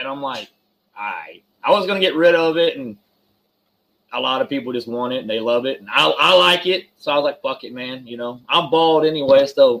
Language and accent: English; Houston, Texas, United States; Where I grew up at, I grew up in Houston, in the hood